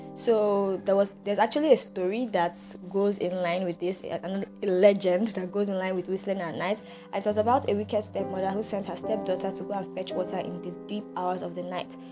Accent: Nigeria

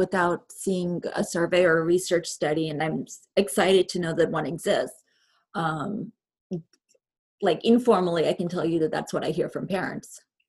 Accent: Houston, Texas, United States; now in New England, United States; I told you I'm from Houston originally

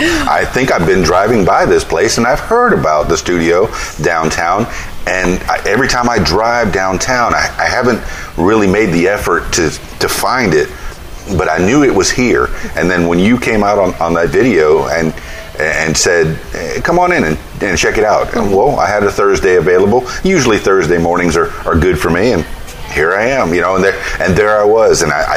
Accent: Miami, Florida, United States; now in Conway, United States; I'm also a Conway, Arkansas resident now. I'm from Miami, Florida, and I got here in 2009.

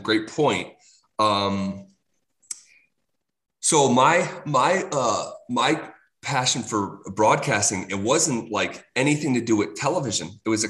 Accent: Scotia, New York, United States; moved away as an adult; now in Denver, United States; upstate New York is always going to be home.

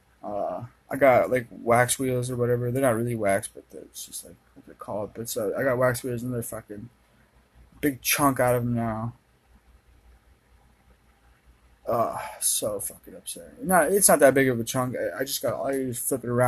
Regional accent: Minnesota, United States; I'm from Minnesota

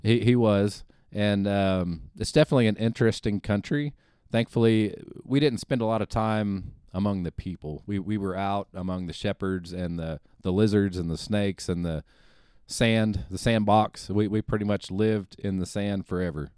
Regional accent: North Kansas City, Missouri, United States; also born or lived in Springfield; I think about first grade, maybe, up until graduating from high school, I was in, uh, the North Kansas City area

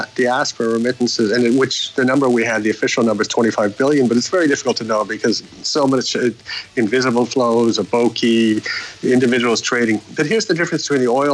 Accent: Canada; moved away as an adult; now in Nigeria; I'm Canadian

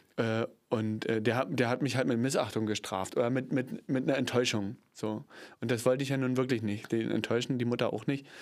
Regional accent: Cottbus, Brandenburg, Germany; ich komme aus Cottbus, bin ja geboren in Cottbus

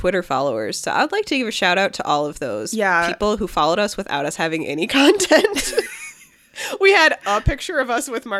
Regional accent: Sandusky, Ohio, United States; I'm originally from Sandusky, Ohio.

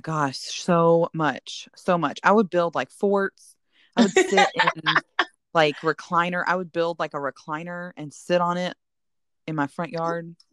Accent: northern Indiana, United States; moved away; I grew up as a child in northern Indiana

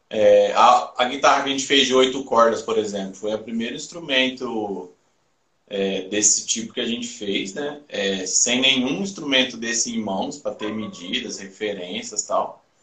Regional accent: Minas Gerais, Brazil; aqui nós somos mineiros

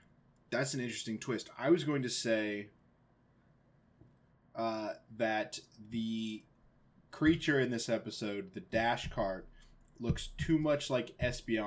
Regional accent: United States; as an American

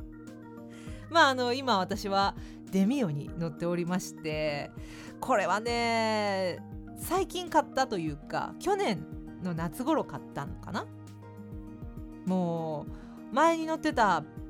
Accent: Fukuoka, Japan; moved away; 私の地元福岡

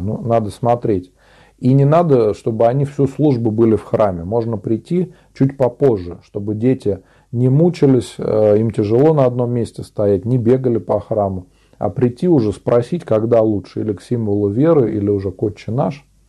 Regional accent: Tver Oblast, Russia; я сам из Тверской области, озеро Селигер, Нилова пустынь. Рядом со мной находится, а я э, живу на острове Городомля.

